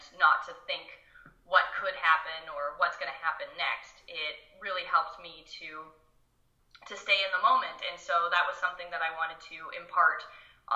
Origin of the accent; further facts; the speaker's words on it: Ontario, Canada; I'm from Ontario